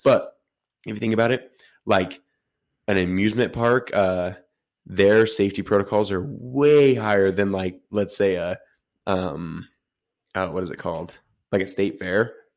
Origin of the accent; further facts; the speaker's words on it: Utah, United States; we're, we're from Utah